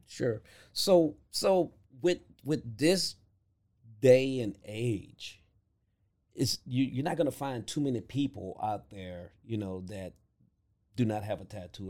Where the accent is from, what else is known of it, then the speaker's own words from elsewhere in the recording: Louisiana, United States; growing up in Louisiana